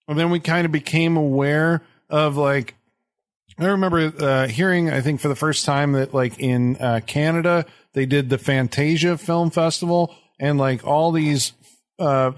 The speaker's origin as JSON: {"language": "English", "country": "United States", "said": "I'm an American."}